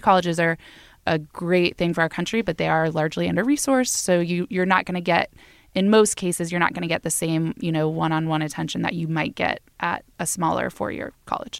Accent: Florida, United States; I grew up in Florida

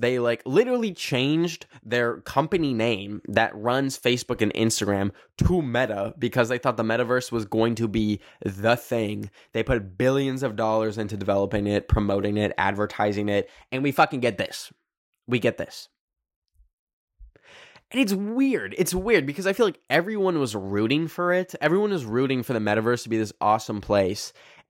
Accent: Red Deer, Alberta, Canada; I grew up in Red Deer, which is between these two big cities, Edmonton and Calgary, which are both like population a million people.

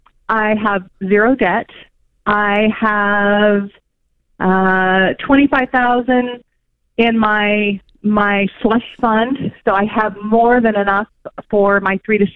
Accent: California, United States; moved away as an adult; now in Atlanta, United States; Well, I moved to Georgia a year ago. I'm actually born and bred in California.

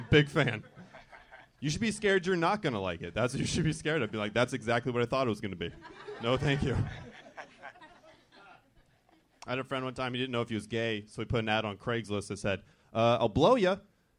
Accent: Orange County, California, United States; born or raised there

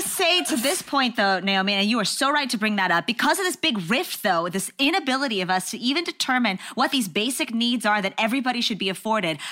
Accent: Texas, United States; I'm from Texas

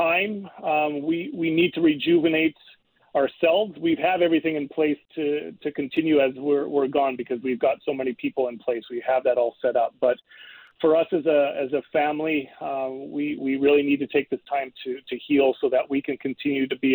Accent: Canada; I'm Canadian

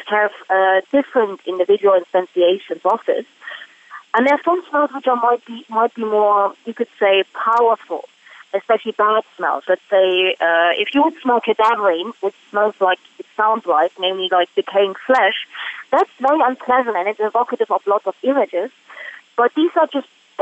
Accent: Germany; moved away; I'm from Germany

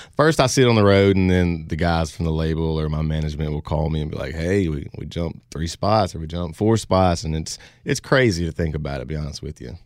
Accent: Louisiana, United States; I'm from, uh, like I said, I'm from Louisiana.

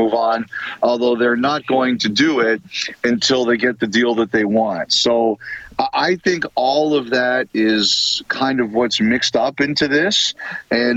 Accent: Toronto, Ontario, Canada; I grew up in Toronto.

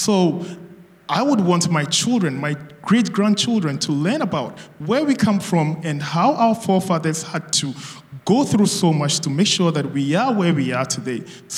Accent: Ghana; moved away as an adult; now in Qatar; So I am from Ghana, and I remember the year I came to Qatar, the year I got admissions here to come study.

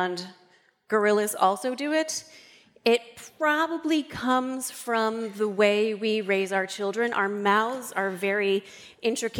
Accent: Northern Delaware, United States; I'm from Northern Delaware

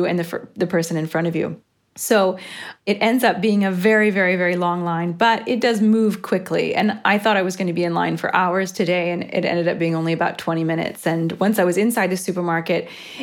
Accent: United States; moved away as an adult; now in Rome, Italy

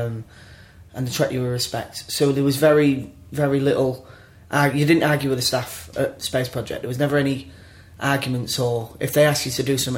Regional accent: Grimsby, Yorkshire and the Humber, United Kingdom; I was brought up in Grimsby

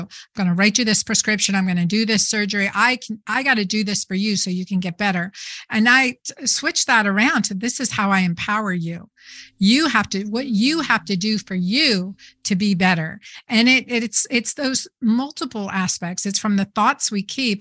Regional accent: Doylestown, Pennsylvania, United States; I grew up in Doylestown, Pennsylvania

